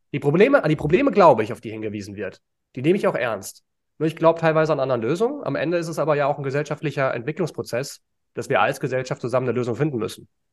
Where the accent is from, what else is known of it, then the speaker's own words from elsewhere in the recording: Frankfurt area, Hesse, Germany; now in Berlin, Germany; ich komme ja aus der Gegend von Frankfurt, also Eintracht Frankfurt als Kind